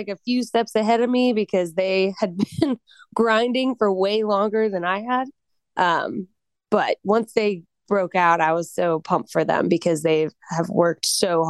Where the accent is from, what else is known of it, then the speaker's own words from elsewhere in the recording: Colorado, United States; moved away; also born or lived in the South; I'm from Colorado.